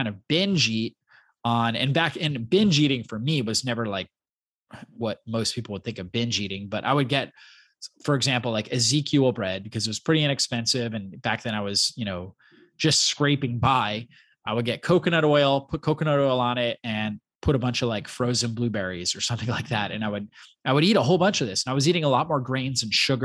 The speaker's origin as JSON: {"language": "English", "region": "Florida", "country": "United States", "tie": "born or raised there", "also_born_or_lived": "Long Island, New York / Poconos, Pennsylvania", "said": "I grew up in Florida"}